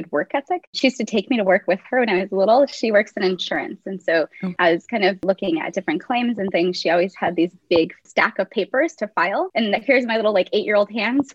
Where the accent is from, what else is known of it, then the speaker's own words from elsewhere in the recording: Whittier, California, United States; first language English; I grew up in Whittier, California, so we have had a pretty good education system